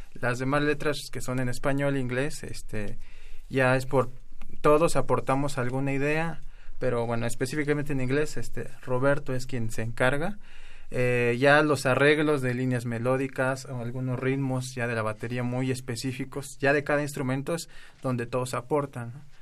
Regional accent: Erongarícuaro, Michoacán, Mexico; first language Spanish; somos de una comunidad de Michoacán que se llama Erongarícuaro

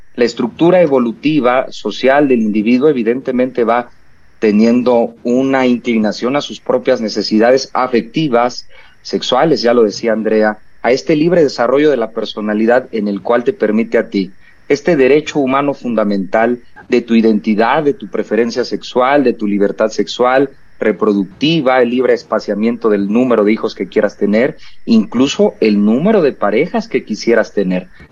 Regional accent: Mexico; nuestra idiosincrasia como mexicanos y mexicanas

